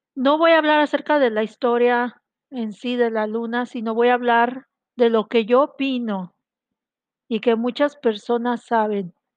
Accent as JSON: {"language": "Spanish", "country": "Mexico", "said": "Yo soy de México, estoy transmitiendo desde aquí, desde mi ciudad hermosa"}